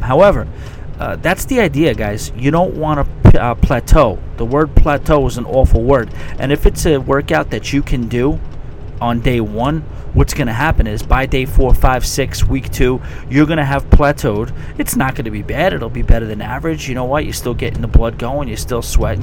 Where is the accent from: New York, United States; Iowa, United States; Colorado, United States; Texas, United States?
New York, United States; as a New Yorker